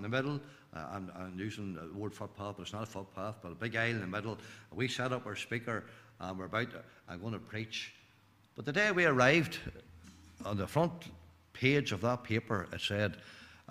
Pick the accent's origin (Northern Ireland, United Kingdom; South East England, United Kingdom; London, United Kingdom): Northern Ireland, United Kingdom; Glenanne; I'm from Glen Ann, not far from Newtown Hamilton